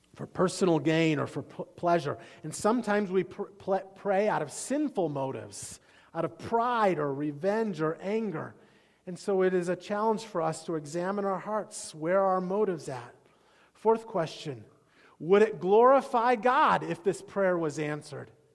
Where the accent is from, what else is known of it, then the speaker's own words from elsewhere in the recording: Iowa, United States; I grew up in Iowa